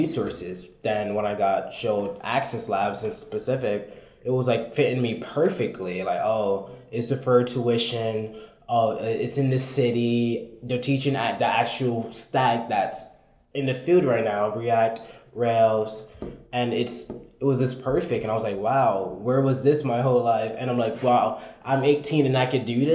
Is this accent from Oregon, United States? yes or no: no; New York City, New York, United States; also born or lived in Brooklyn, New York; I came from the Bronx. I was born in Brooklyn, went to the Bronx